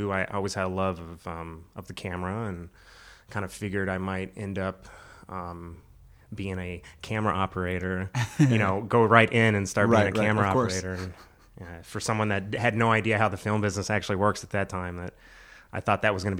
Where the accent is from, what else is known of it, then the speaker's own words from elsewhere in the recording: Florida, United States; moved away as an adult; now in North Carolina, United States; I'm originally from Florida.